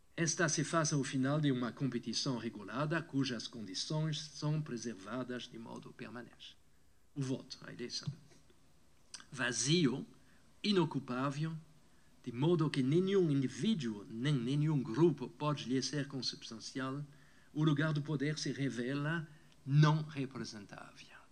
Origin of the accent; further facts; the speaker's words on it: France; Portuguese is a second language; moved away as an adult; also born or lived in Brazil; now in California, United States; a França, onde eu nasci